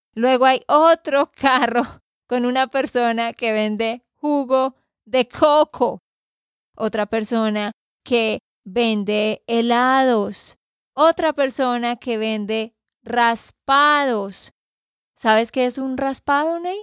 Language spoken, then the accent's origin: Spanish; Santander, Colombia; de Santander, Colombia